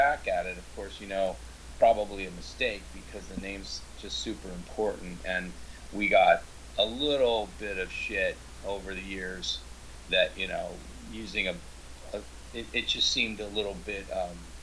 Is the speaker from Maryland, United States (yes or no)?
no; Seattle, Washington, United States; I grew up in Seattle